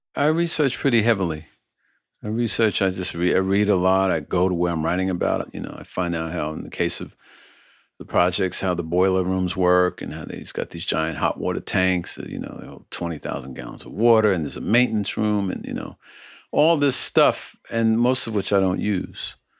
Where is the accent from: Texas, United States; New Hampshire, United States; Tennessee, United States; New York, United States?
New York, United States; New York City; the housing projects where I was born in Red Hook, Brooklyn